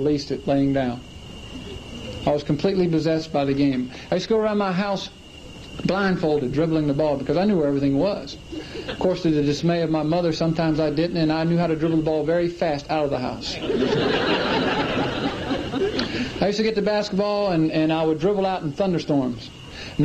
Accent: Clemson, South Carolina, United States; I grew up in Clemson, South Carolina

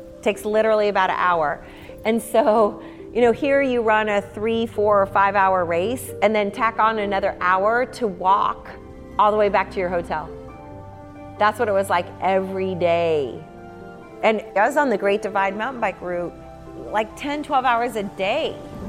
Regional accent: United States; we're from the U.S.

